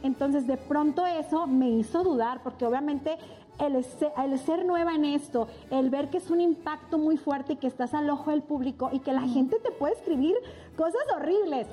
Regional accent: Ciudad Juárez, Chihuahua, Mexico; now in Mexico City, Mexico; Yo soy de Ciudad Juárez, Chihuahua. Soy norteña.

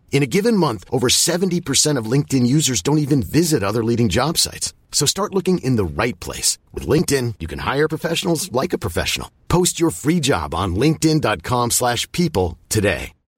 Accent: Paris, Île-de-France, France; je suis parisienne

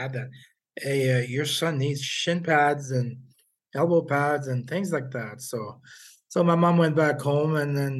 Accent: Quebec City, Quebec, Canada; English is a second language; also born or lived in Port-au-Prince, Haiti; I was born in Haiti and I grew up in Quebec City

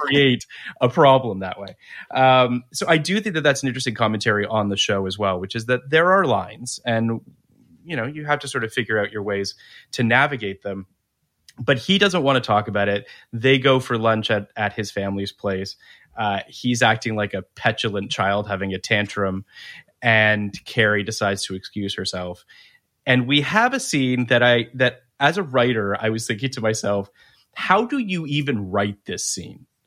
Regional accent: Canada; as a Canadian

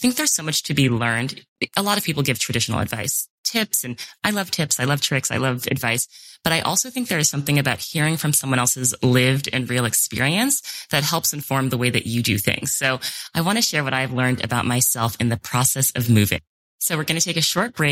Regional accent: New York City, New York, United States; moved away as an adult; how much of my identity is tied to being a New Yorker, because that is so much of what I know, and it's my life, and it's where I grew up

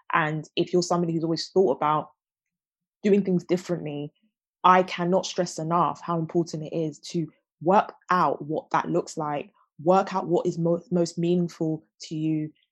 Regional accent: London, United Kingdom; I'm a Londoner you know I was I was born in a big city um, and I've you know always lived in South London

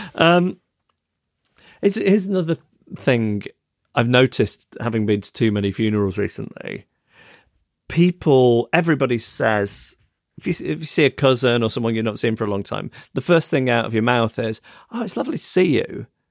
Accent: Macclesfield, North West England, United Kingdom; now in London, United Kingdom; my hometown of Macclesfield, which is a couple of hours away from London on the train.

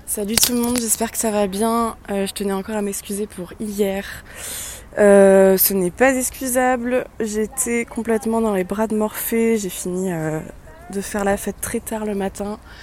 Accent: Andernos-les-Bains, Nouvelle-Aquitaine, France; moved away; Je vous envoie mes pensées euh, de Andernos-les-Bains, euh, mon petit lieu ressource et ma ville natale.

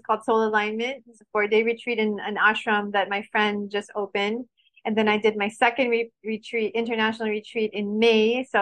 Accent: Baguio, Cordillera Administrative Region, Philippines; born there; And I was born in Baguio, by the way.

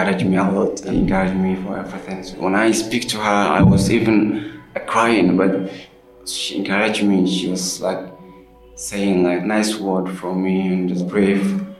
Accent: Somalia; English is a second language; moved away; I'm from Somalia.

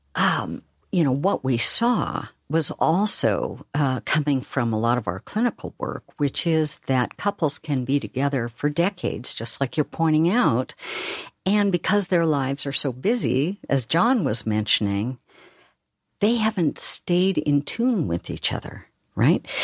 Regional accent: Oregon, United States; I'm from Oregon, where we talk really slowly.

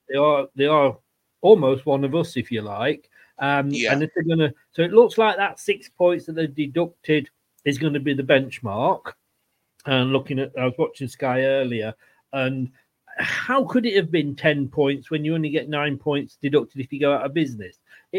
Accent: Leicester, East Midlands, United Kingdom; Where I grew up in Leicester.

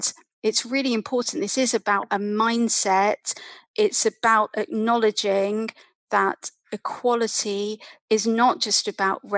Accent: London, United Kingdom; As a little girl growing up in London

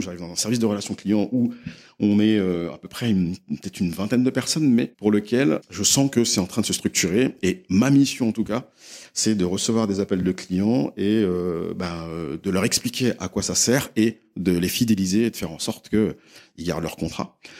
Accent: Les Mureaux, Île-de-France, France; also born or lived in London; j'ai grandi euh, dans une ville qui s'appelle Les Mureaux, où j'ai passé euh, une bonne partie de mon enfance

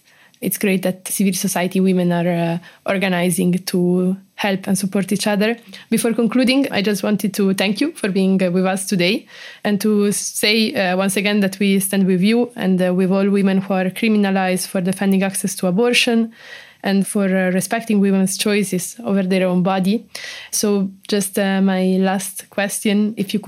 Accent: Italy; I come from Italy

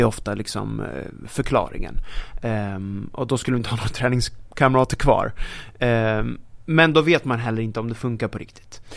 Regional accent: Sweden; pojken från Sverige

